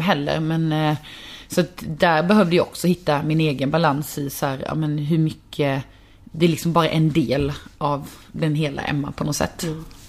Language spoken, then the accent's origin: Swedish; Karlshamn, Blekinge, Sweden; jag kommer från en liten stad, jag kommer från Karlshamn